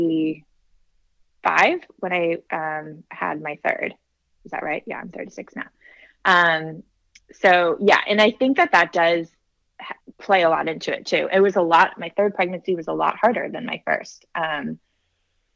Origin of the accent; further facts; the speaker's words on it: California, United States; also born or lived in South Carolina; now in Nashville, United States; we live in Nashville, Tennessee. So I'm from California originally